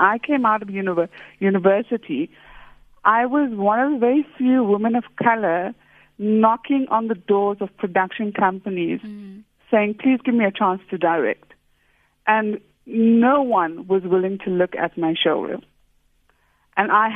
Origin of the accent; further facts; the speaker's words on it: Verulam, KwaZulu-Natal, South Africa; I grew up in Verulam.